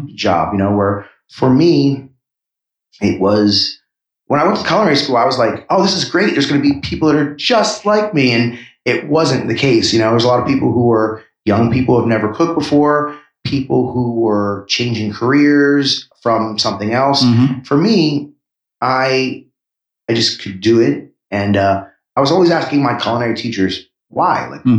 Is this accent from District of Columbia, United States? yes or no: yes; Washington, District of Columbia, United States; also born or lived in New York City; I grew up in Washington, D.C. in New York City. But Philadelphia was the town where I spent the most time as a mid-20s person.